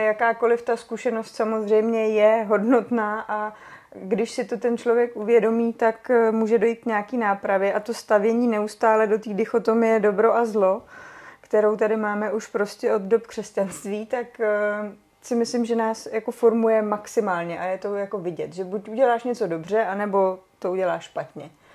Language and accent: Czech; Czechia